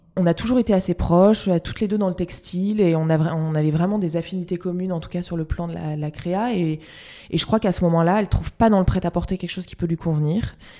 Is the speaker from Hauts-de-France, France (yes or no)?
yes; Lille, Hauts-de-France, France; je suis lilloise